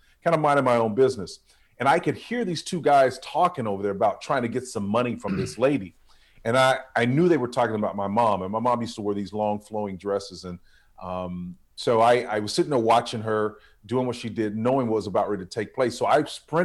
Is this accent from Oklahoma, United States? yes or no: yes; Tulsa, Oklahoma, United States; I was raised in North Tulsa, Oklahoma